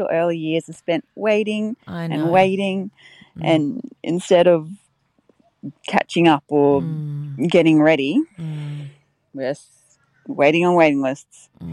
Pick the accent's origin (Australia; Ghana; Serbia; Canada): Australia; Brisbane, Queensland; I'm from Brisbane.